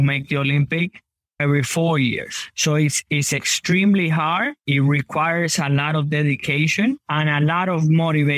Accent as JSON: {"language": "English", "region": "Havana", "country": "Cuba", "tie": "born or raised there", "moved": "yes", "lives_now": "United States", "said": "I was born in Cuba."}